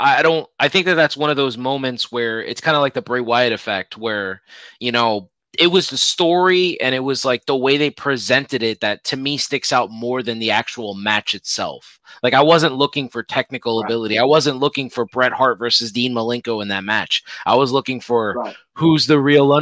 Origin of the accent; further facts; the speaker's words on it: Puerto Rico; now in United States; I grew up where I grew up in Puerto Rico